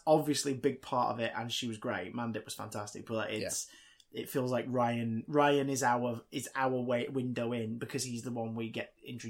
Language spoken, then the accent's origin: English; Manchester, North West England, United Kingdom; I think you just said that because we're both from Manchester.